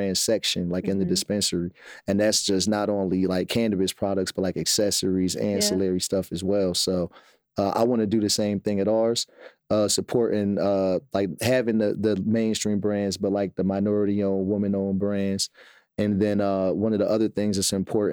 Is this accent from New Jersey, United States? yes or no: yes; Trenton, New Jersey, United States; moved away as an adult; also born or lived in Washington, D.C.; I grew up in Trenton, New Jersey, which is the capital